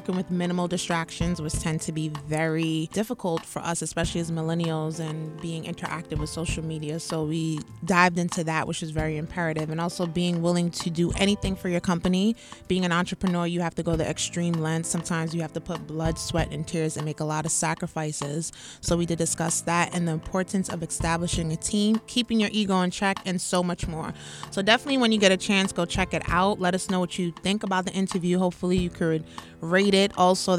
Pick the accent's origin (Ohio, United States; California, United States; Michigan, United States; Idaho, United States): California, United States; Crenshaw; in California, grew up in the hard knock streets of Crenshaw. As you could imagine, life was not easy growing up in Crenshaw